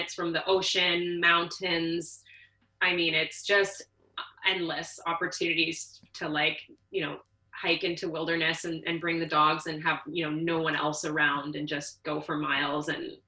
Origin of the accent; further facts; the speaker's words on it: Toronto, Ontario, Canada; moved away as an adult; now in Vancouver Island, Canada; I'm originally from Ontario, Toronto. Moved out to British Columbia 6 years ago.